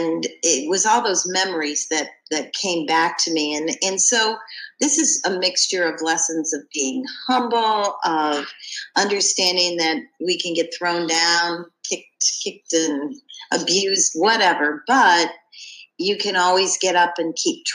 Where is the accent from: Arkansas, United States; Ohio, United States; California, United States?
Ohio, United States; Cleveland; also born or lived in Ashland, Ohio; when I was a preteen, we moved from Cleveland, Ohio to Ashland, Ohio